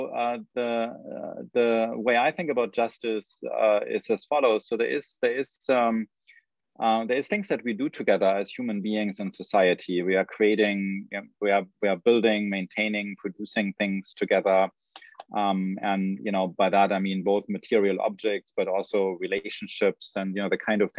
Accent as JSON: {"language": "English", "country": "Germany", "tie": "born or raised there", "moved": "as an adult", "lives_now": "United States", "said": "So I grew up in Germany, so I came to the United States only at the stage of PhD program"}